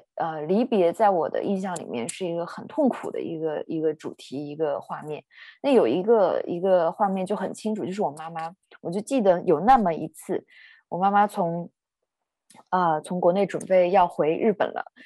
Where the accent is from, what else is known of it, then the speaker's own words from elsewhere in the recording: Northeast China, China; 我是出生在中国的东北，嗯。呃，在，呃，我的老家。然后父母离婚之后呢，他们都，呃，纷纷地，呃，搬离开了我的老家。所以我从小是跟我的爷爷奶奶长大的